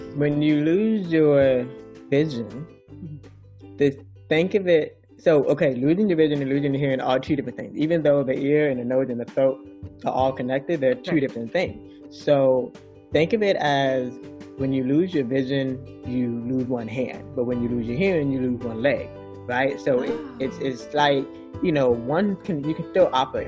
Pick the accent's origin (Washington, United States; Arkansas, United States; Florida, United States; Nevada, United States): Florida, United States; South; We were living in sunny South Florida.